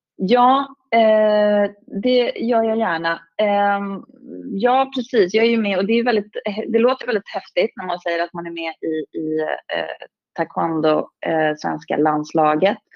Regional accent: Stockholm, Stockholm County, Sweden; jag är ju från, från Stockholm

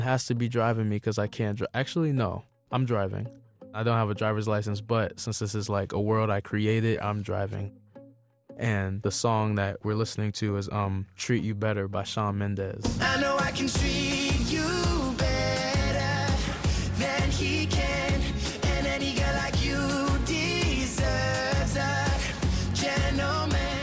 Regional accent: Texas, United States; growing up in Texas

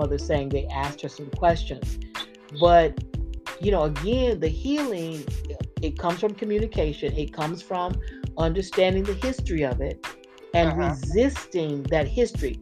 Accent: Florida, United States; I grew up in Florida

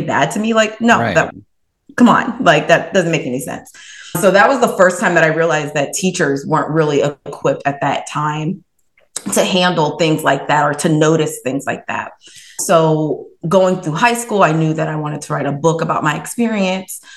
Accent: Columbus, Ohio, United States; now in Cleveland, United States; I grew up in Columbus, Ohio, and now I am located in Cleveland

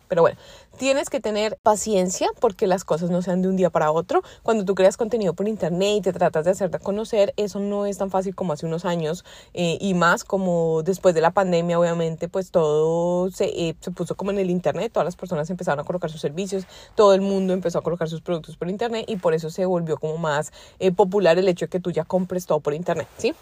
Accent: Colombia; now in United States; sabes que soy colombiana, pero yo vivo en Estados Unidos

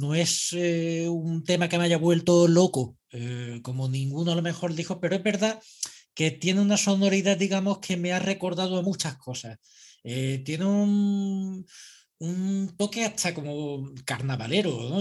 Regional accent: Andalusia, Spain; soy andaluz

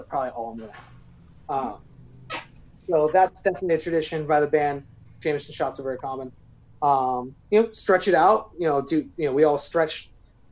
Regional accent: Maine, United States; also born or lived in New Hampshire; now in Chicago, United States; I was born in New Hampshire, raised in Maine

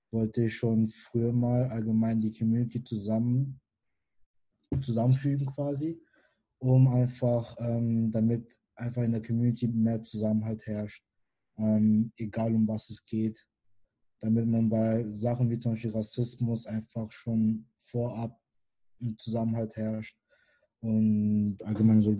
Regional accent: Karlsruhe, Baden-Württemberg, Germany; born there; Ähm, ich bin 22 Jahre alt und bin gebürtiger Karlsruhe. Ähm, meine Eltern kommen ursprünglich aus Kamerun.

